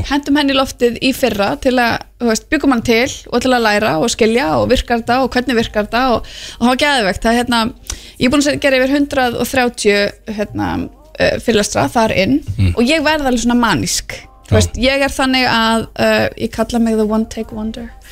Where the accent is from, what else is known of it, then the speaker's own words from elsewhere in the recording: Keflavík, Southern Peninsula, Iceland; ég elst upp í körubóltabæ, ég elst upp við bara að körubóltastjörnur eru okkar stjörnur, þú veist, ég er úr Keflavík